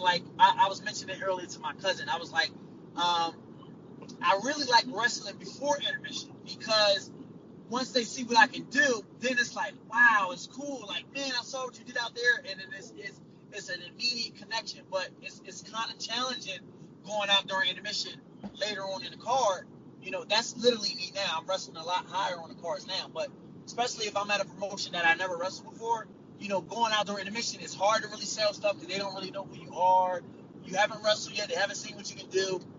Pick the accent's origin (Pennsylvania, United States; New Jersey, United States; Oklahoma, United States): New Jersey, United States; Trenton; I'm from Trenton, New Jersey